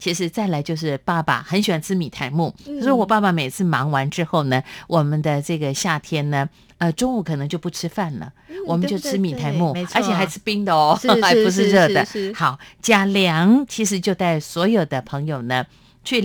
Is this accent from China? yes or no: no; southern Taiwan, Taiwan; 如果夏风徐徐吹来，对于在南部乡下长大的我来说呢，这是夏天很重要的一项记